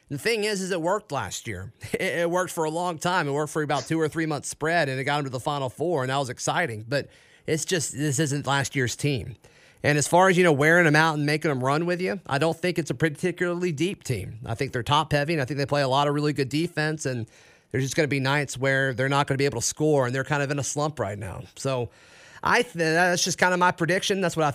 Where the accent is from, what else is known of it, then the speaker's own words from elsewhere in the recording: Auburn, Alabama, United States; So when I grew up here locally in Auburn